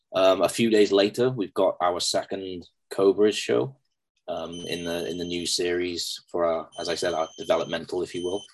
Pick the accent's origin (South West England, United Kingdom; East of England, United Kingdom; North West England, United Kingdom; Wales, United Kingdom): Wales, United Kingdom; Pembroke; i'm going to be working in front of my hometown